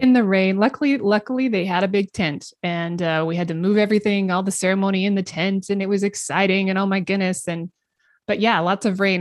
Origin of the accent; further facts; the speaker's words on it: the Northwest, Pacific Northwest, United States; I grew up in the Northwest